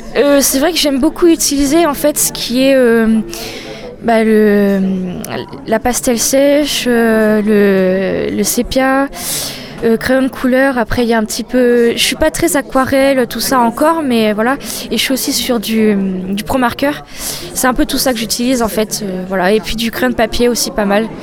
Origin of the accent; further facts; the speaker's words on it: Poitiers, Nouvelle-Aquitaine, France; je suis de Poitiers